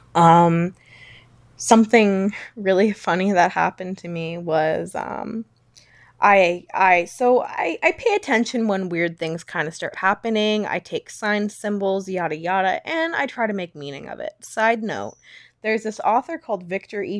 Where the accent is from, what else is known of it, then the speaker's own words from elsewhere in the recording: Langley, British Columbia, Canada; I was born on a snowy day in a dreary, rainy town, which was both beautiful and, uh, rural, but also had an urban kick to it, called Langley, B C